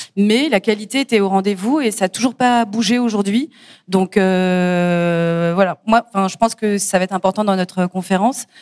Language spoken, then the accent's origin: French; Paris, Île-de-France, France; je suis parisienne, donc j'allais au Hall ou au Puce de Clignancourt quand j'étais gamine